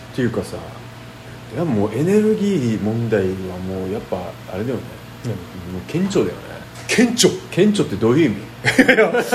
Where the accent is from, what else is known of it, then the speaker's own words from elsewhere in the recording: Okinawa, Japan; 俺沖縄人じゃんね